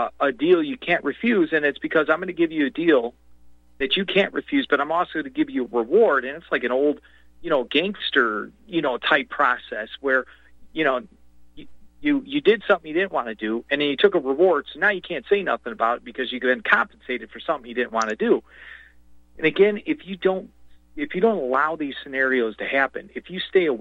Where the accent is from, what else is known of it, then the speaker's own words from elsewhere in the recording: United States; I'm an American